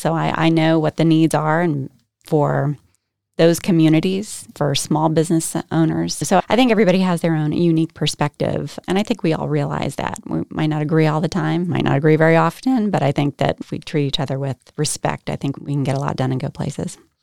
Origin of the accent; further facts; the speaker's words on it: Herndon, Virginia, United States; now in Holly Springs, United States; I grew up in Herndon, Virginia, like you said, Northern Virginia